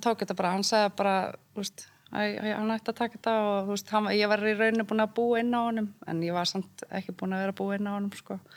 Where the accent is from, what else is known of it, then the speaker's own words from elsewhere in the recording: Reykjavík, Capital Region, Iceland; also born or lived in Odense, Denmark / Siglufjörður (ancestry) / Ólafsfjörður (ancestry); ég er ættu frá Siglufjörðu og Ólusverði en ég var alltaf okay. búið í Reykjavík